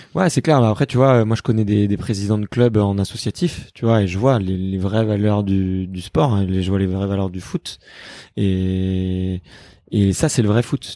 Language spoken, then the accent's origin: French; Paris, Île-de-France, France; je suis né à Paris